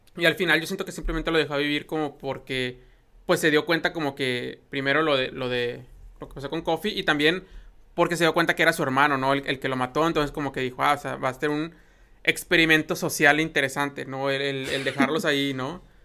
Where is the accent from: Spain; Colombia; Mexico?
Mexico; como mexicanos conocemos esta expresión